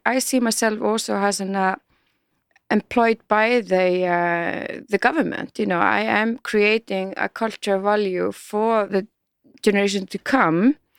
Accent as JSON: {"language": "English", "country": "Iceland", "said": "we are so young country"}